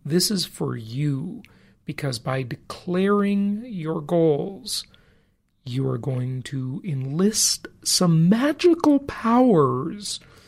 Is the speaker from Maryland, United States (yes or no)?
no; California, United States; now in Nevada, United States; I know most people with properties in the Socialist Republic of California, my home state for most of my life. Fortunately, not anymore, though I'm happy to say, because I do not pay any state income taxes because I live in Nevada.